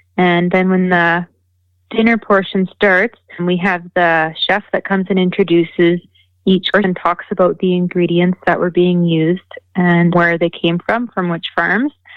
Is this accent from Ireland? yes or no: no; Leduc County, Alberta, Canada; I'm from Leduc County, Alberta.